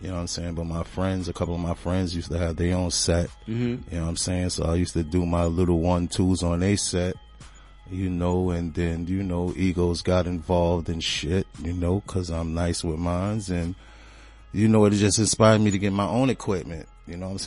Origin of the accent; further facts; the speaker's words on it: New York City, New York, United States; I'm from Brooklyn. I'm from the 9. You know, I'm talking about, the 9 is a highly West Indian cultural type thing going on over there.